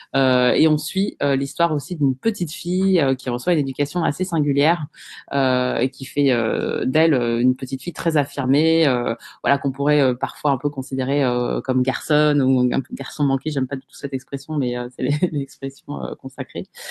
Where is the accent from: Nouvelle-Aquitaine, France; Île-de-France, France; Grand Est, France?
Île-de-France, France; Bondy; j'ai grandi euh, à Bondy, j'ai fait toute ma scolarité en REP